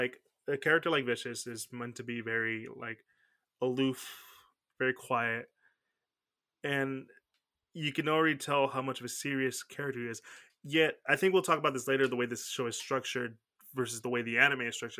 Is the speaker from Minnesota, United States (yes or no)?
no; Houston, Texas, United States; We're from Houston. The closest thing we have to, like, a big body of water is Galveston Beach.